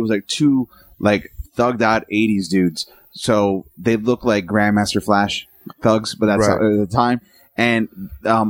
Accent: New York, United States; I grew up in New York

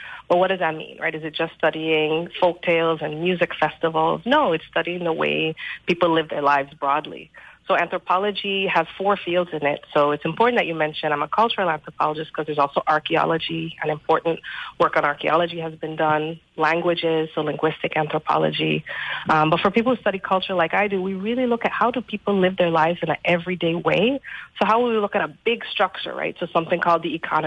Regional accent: St. Croix, U.S. Virgin Islands; moved away as an adult; I was born and raised on St. Croix

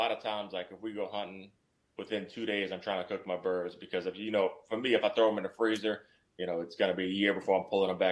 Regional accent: South Louisiana, United States; I grew up in South Louisiana on the water and stuff

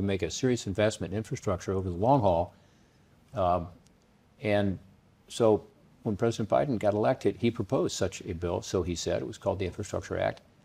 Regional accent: Cincinnati, Ohio, United States; also born or lived in Washington, D.C.; Cincinnati, my hometown that I lived

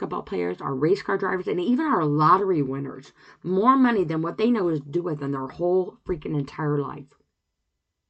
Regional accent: United States; as an American

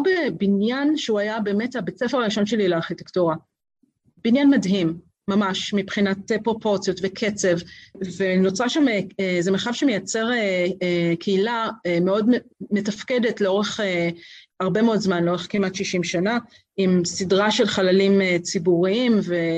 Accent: Tel Aviv, Tel Aviv District, Israel; אני גדלתי בקומפלקס אה, אה, ברוטליסטי במרכז תל אביב

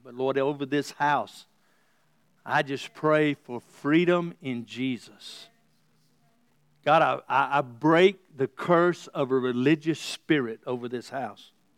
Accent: the South, United States; Growing up in the South

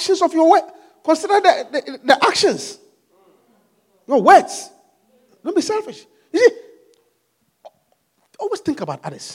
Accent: Kingston, Jamaica; I was born in Kingston, Jamaica

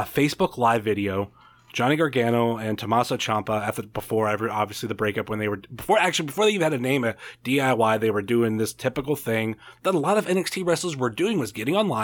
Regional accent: Ohio, United States; born or raised there

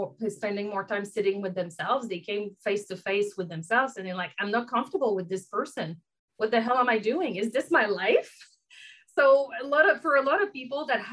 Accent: Canada; accent: French; now in Vancouver, Canada; I have a French accent. I am French Canadian, based in Vancouver here

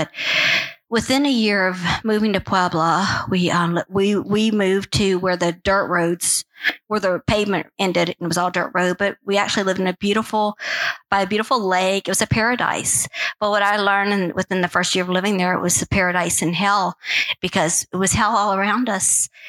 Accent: Peru; also born or lived in Guatemala / Mexico; So I grew up in Guatemala, Mexico, and mostly Peru.

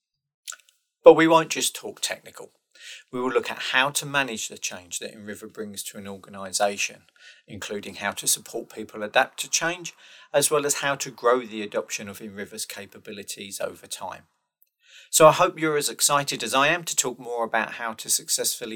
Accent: United Kingdom; I am British and currently I'm living near Rugby

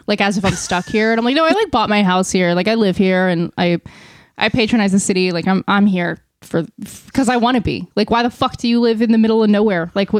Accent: Hamilton, New Jersey, United States; I grew up in Hamilton.

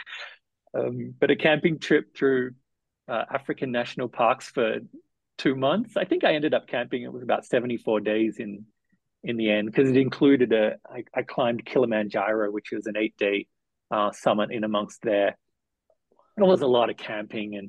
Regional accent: Melbourne, Victoria, Australia; moved away as an adult; also born or lived in Southeast Asia; now in Nairobi, Kenya; I went back to Australia. I'm from Melbourne.

